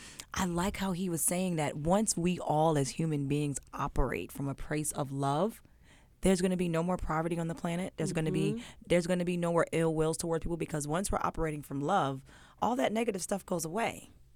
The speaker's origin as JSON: {"language": "English", "region": "New Jersey", "country": "United States", "tie": "born or raised there", "said": "I grew up with in New Jersey, away from Virginia, where all my family was."}